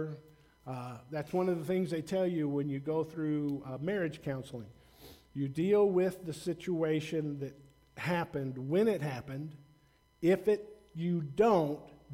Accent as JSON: {"language": "English", "region": "the South", "country": "United States", "tie": "born or raised there", "said": "I grew up in the South, you know, during the 60s, during the race riots, and I'm white"}